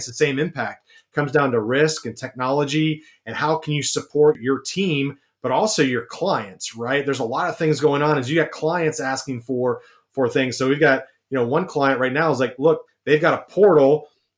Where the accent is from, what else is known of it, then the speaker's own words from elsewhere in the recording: Columbus, Ohio, United States; I'm from Columbus, Ohio